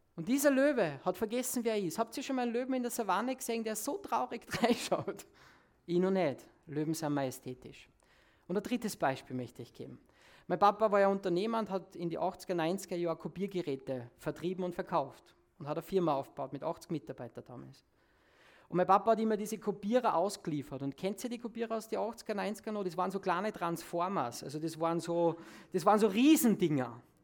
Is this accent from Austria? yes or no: yes; Salzburg, Austria; Bei uns in Salzburg